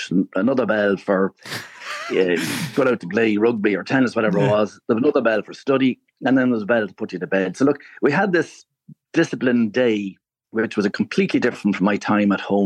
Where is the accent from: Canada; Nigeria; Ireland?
Ireland; Clogherhead, Leinster; now in Laytown, Ireland; I'm originally from Clogherhead in County Louth, which is just north of Drogheda